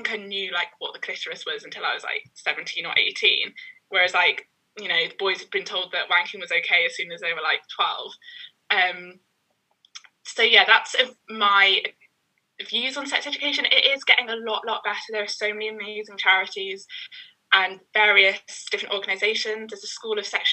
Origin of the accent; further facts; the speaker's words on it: London, United Kingdom; also born or lived in Sheffield; I'm from East London. But I spent 3 years at uni in Sheffield and now I'm back.